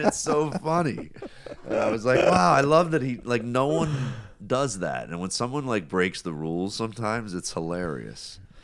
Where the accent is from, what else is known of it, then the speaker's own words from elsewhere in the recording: United States; being an American